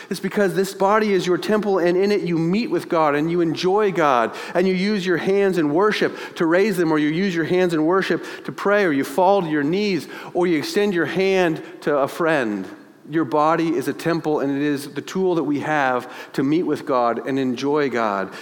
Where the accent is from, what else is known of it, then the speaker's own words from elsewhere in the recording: United States; We are in America